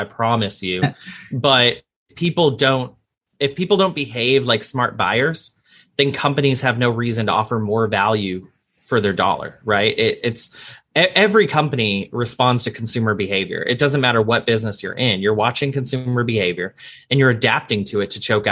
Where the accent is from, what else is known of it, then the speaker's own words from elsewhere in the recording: Arlington, Texas, United States; I'm from Arlington right outside Dallas